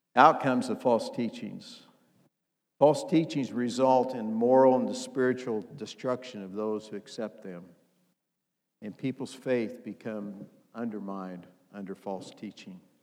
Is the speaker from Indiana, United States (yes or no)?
yes; Indiana, United States; I'm from Indiana, and if you know anything about Indiana, we play basketball.